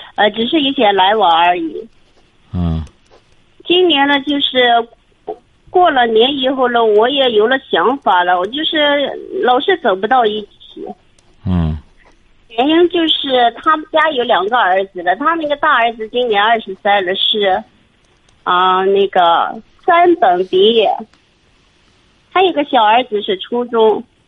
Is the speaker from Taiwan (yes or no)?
no; Shanxi, China; 我是山西的哦